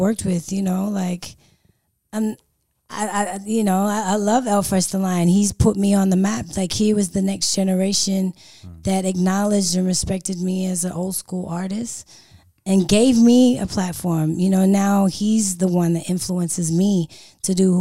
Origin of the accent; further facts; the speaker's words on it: California, United States; now in Sydney, Australia; this accent, grew up in Cali.